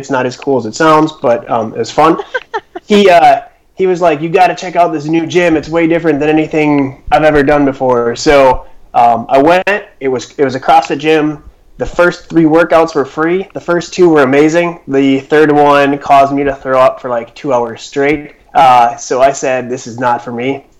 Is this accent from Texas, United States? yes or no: no; Chicago, Illinois, United States; also born or lived in Minnesota; now in Madison, United States; I grew up in the Michael Jordan era of Chicago, so basketball was always number one.